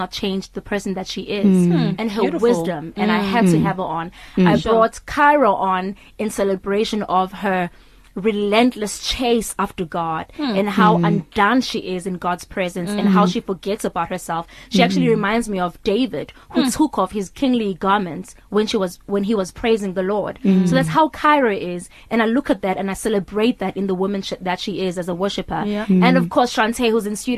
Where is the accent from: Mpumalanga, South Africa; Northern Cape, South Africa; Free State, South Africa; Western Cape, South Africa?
Mpumalanga, South Africa; Witbank; I'm from Witbank, Mpumalanga, the coal city